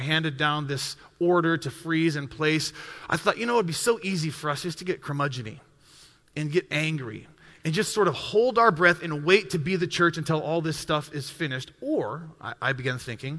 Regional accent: Bitterroot Valley, western Montana, United States; moved away as an adult; also born or lived in Waupaca, Wisconsin / Milwaukee, Wisconsin; I grew up in the western part of Montana, right on the Montana-Idaho border in the Bitterroot Valley, south of Missoula, Montana

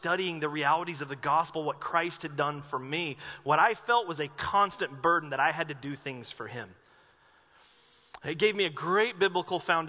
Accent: Asheville, North Carolina, United States; moved away as an adult; now in Medford, United States; When I was growing up in Asheville, North Carolina, going to this church

